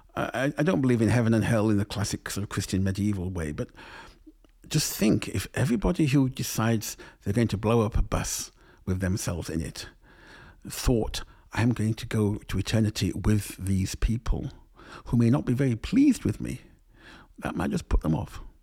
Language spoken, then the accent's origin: English; England, United Kingdom; growing up in England